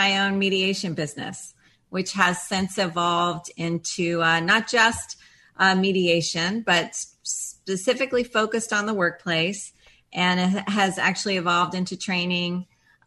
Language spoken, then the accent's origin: English; Florida, United States; I am actually a fifth generation Floridian